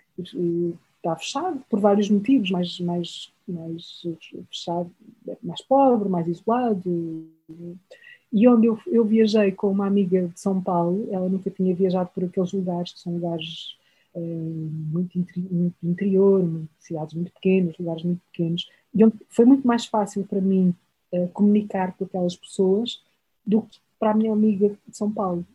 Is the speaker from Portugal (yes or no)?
yes; Portugal; eu, que venho de Portugal, chego ao Brasil